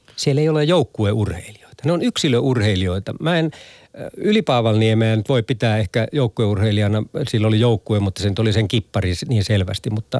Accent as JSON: {"language": "Finnish", "town": "Tornio", "region": "Lapland", "country": "Finland", "tie": "born or raised there", "said": "mun kotikonnuilla Torniossa"}